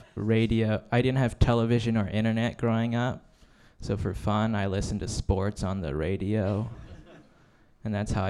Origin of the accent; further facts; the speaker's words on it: Taiwan; now in Canada; I'm Taiwanese Canadian. My family immigrated here 20 years ago because China was pointing missiles at our country, and my mom was like, "Fuck that, we're out."